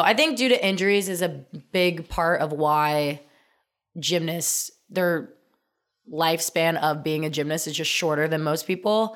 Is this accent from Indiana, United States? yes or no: yes; Indiana, United States; I'm from Indiana